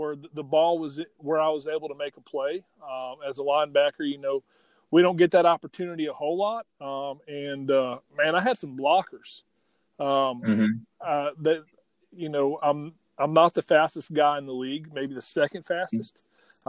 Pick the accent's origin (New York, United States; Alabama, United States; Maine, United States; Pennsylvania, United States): Alabama, United States; Well, I'm from Alabama, went to high school in Alabama